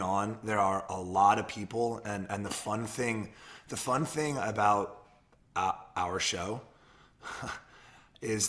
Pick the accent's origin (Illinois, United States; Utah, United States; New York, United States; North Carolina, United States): North Carolina, United States; Charlotte; moved away; I'm launching Trop Hop in my home city. Yeah, my hometown